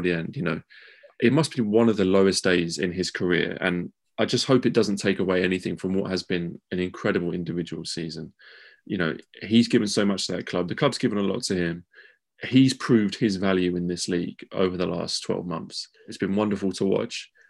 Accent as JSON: {"language": "English", "country": "United Kingdom", "said": "as British fans"}